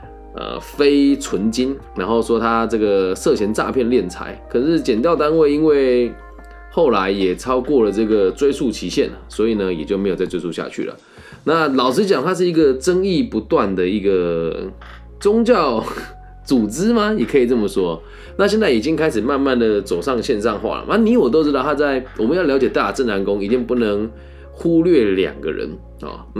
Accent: Changhua, Changhua County, Taiwan; 在我的家乡彰化

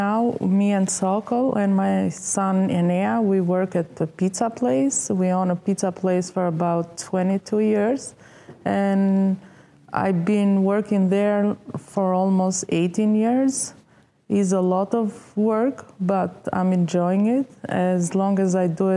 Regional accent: Tirana, Tirana County, Albania; English is a second language; moved away as an adult; also born or lived in Italy; now in United States; So I was born in Albania, Tirana, and then I went to school there, and I finished the college for finance in Albania.

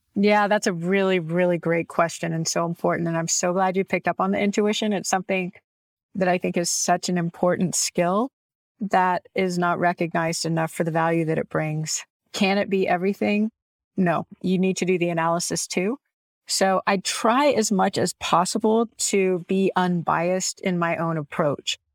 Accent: Houston, Texas, United States; I grew up in Houston

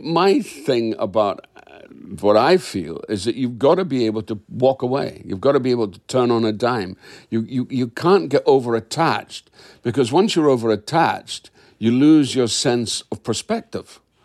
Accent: Dundee, Scotland, United Kingdom; I'm a Scot

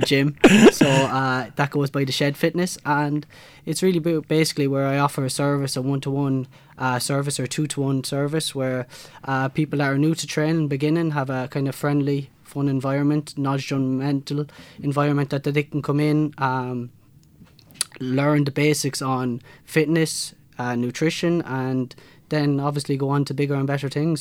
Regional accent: Kilkenny, Leinster, Ireland; I'm from Kilkenny City

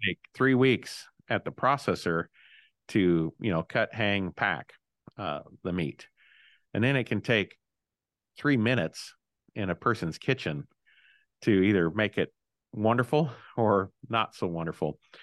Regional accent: Illinois, United States; my home state of Illinois

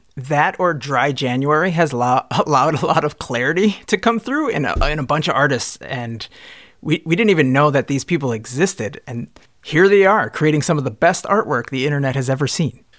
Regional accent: Minnesota, United States; I'm from Minnesota. I'm fifteen years old

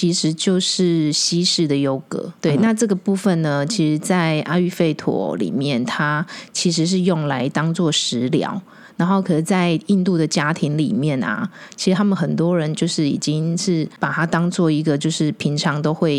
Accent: Taiwan; 我们台湾人的 对 脑袋里面是没有存在的。

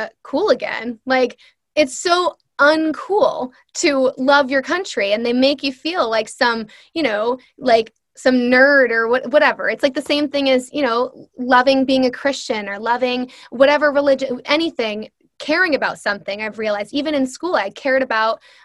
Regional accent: United States; I'm Swedish and Irish, right? I have no, and I have family in both of those countries now. I don't even know them. And some people will view that as good or bad, but I'm an American.

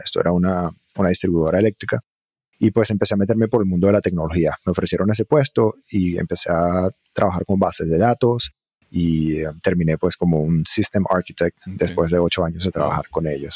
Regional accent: Margarita Island, Nueva Esparta, Venezuela; moved away as an adult; also born or lived in Virginia, United States / Caracas, Venezuela / Barquisimeto, Venezuela; now in United States; Y entonces crecí en Venezuela, en diferentes lugares, un poco en Caracas, un poco en una ciudad llamada Barquisimeto, y hacia más o menos los ocho años, hasta que terminé mi bachillerato, crecí en una isla que se llama Margarita

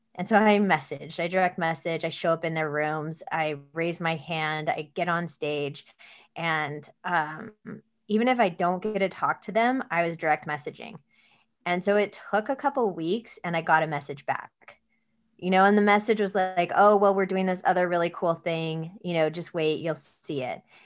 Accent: Mojave Desert, Southern California, United States; I was born in Southern California in the desert, uh, in the Mojave Desert, um, and we lived on a dirt road in the middle of nowhere in a mobile home.

